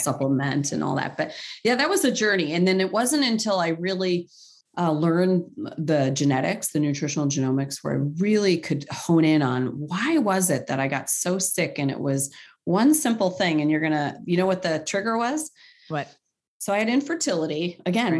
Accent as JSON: {"language": "English", "town": "Cleveland", "region": "Ohio", "country": "United States", "also_born_or_lived": "Middle East", "said": "I'm from Cleveland, where it's the home to the Rock and Roll Hall of Fame"}